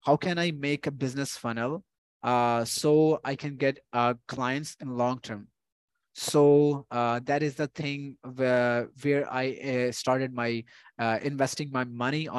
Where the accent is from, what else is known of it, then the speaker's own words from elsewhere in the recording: Punjab, Pakistan; I'm from the Punjab